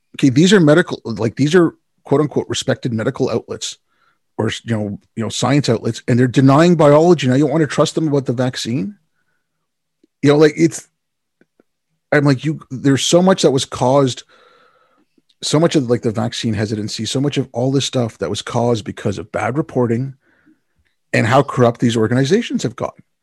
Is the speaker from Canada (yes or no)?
yes; Canada